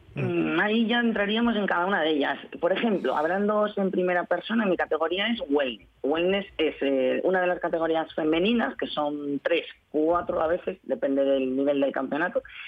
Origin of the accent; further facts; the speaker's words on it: Spain; Soy la única española